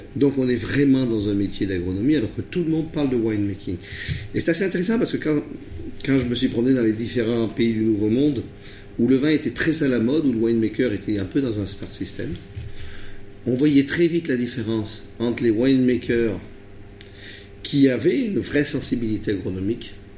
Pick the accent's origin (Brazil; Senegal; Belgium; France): France; Rhône Valley; also born or lived in Vercors; je suis euh, d'origine euh, de la vallée du Rhône